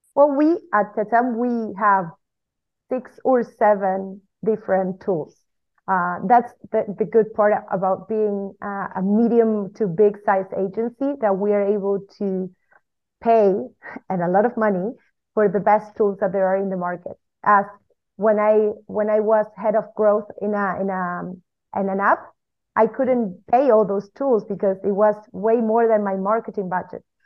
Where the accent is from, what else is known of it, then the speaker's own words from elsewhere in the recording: Argentina; now in Spain; we live in Spain with my husband, which is also the co-founder of my agency. Uh, we are originally from Argentina.